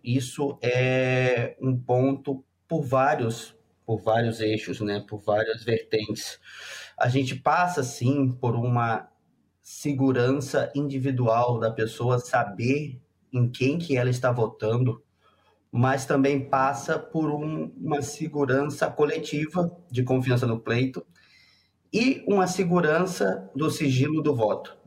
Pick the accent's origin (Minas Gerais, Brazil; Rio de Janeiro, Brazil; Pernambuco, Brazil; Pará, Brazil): Rio de Janeiro, Brazil; moved away as an adult; now in Rio Grande do Sul, Brazil; Eu sou do Rio, estudei no Rio e lá nós a gente é criado no ambiente eleitoral